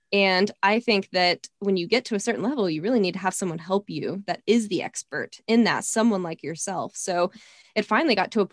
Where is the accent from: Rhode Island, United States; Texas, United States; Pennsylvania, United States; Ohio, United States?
Texas, United States; growing up in Texas, that was something, you know, it's kind of in my Southern roots